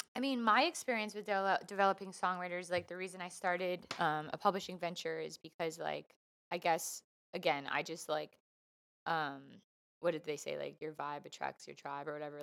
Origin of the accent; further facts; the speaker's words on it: Canada; also born or lived in Vancouver / Toronto; I love being Canadian